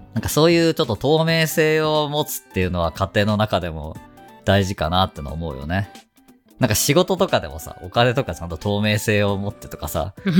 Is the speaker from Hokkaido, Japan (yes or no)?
no; Fukuoka, Japan; moved away as an adult; now in Ibaraki, Japan; 地元が福岡だからね